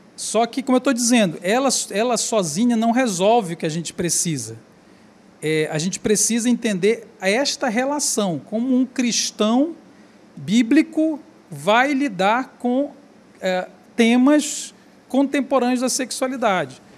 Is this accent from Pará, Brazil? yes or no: yes; Belém, Pará, Brazil; eu sou do Pará, eu sou de Belém do Pará